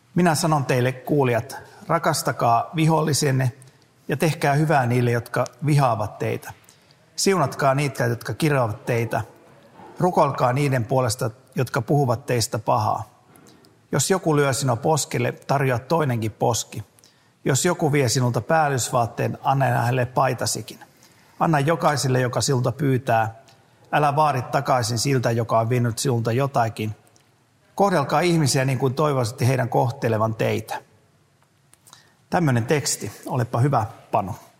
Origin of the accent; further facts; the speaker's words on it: South Ostrobothnia, Finland; mä olen itse eteläpohjalainen